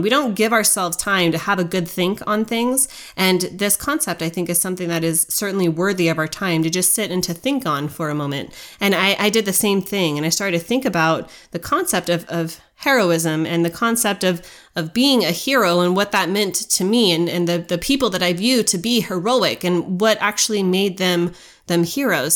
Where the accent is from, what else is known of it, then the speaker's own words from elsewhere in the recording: United States; the birthright that we were given as Americans